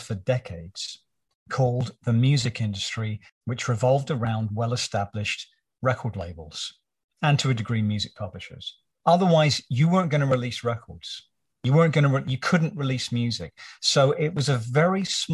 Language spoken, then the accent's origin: English; United Kingdom; growing up in Britain as I did at that time